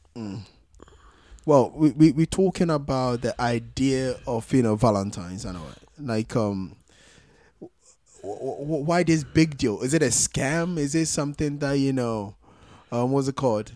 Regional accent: Ghana

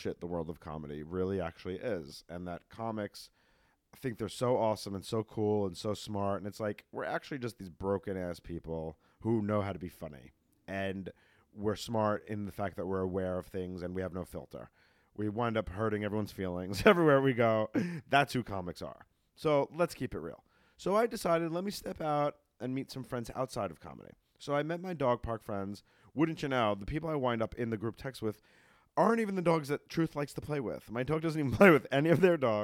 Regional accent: New York, United States; moved away; I'm from New York

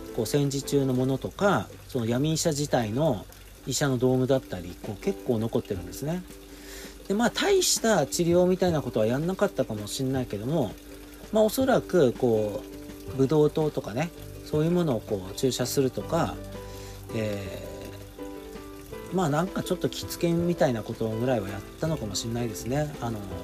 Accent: Fukushima, Japan; also born or lived in Nihonmatsu, Fukushima; 僕福島出身なんであの福島市じゃなくて福島県にいるいるんですけども

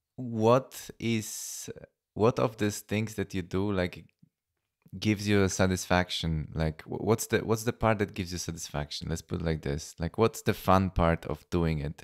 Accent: Poland; now in Vienna, Austria; Polish because I'm from Poland.

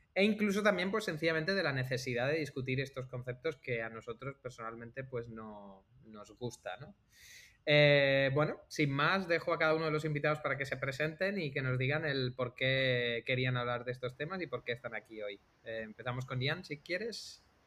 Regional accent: Algeciras, Andalusia, Spain; moved away as an adult; also born or lived in Alcalá de Henares; now in Barcelona, Spain; venimos los dos de Algeciras. Yo igual vengo de Algeciras

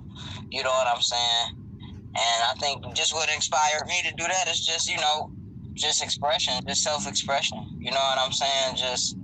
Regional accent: Detroit, Michigan, United States; I'm from Detroit, born and raised. Born on the east side, raised on West 7 Mile.

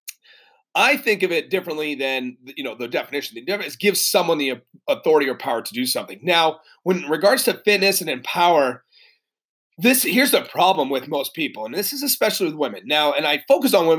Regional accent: New Hampshire, United States; moved away; also born or lived in Massachusetts / Connecticut / California; I'm originally from New England, born in Massachusetts. I grew up in New Hampshire.

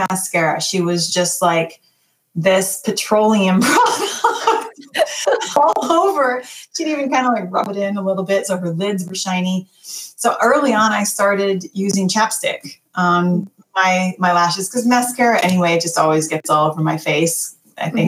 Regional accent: Wisconsin, United States; I grew up in Wisconsin

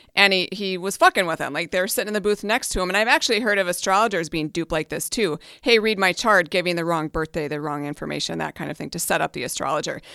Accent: Hibbing, Minnesota, United States; I went up to my hometown, which is Hibbing, Minnesota, up on the Iron Range

